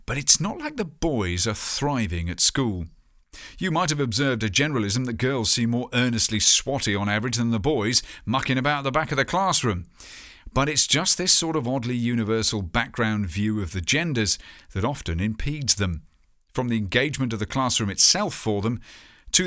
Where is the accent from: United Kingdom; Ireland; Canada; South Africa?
United Kingdom; here in my home country